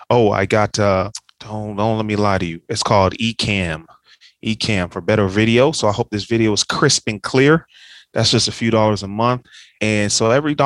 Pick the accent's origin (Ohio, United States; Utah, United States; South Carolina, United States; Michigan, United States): Ohio, United States; Dayton; moved away as an adult; also born or lived in Cincinnati, Ohio / Kentucky / Nashville, Tennessee / Atlanta, Georgia; So I grew up in Dayton, Ohio